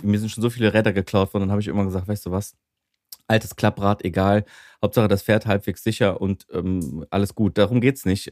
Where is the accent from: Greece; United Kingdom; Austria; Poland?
Greece; now in Germany; als Griechen